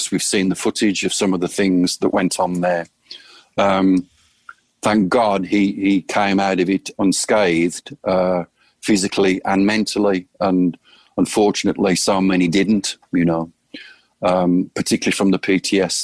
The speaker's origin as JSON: {"language": "English", "country": "United Kingdom", "moved": "as an adult", "lives_now": "Phoenix, United States", "said": "I'm a British guy. I don't have my American citizenship yet. And I always view myself as a guest in this beautiful country"}